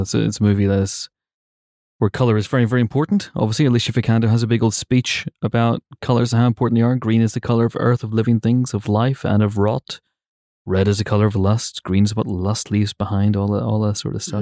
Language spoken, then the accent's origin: English; United Kingdom; we're British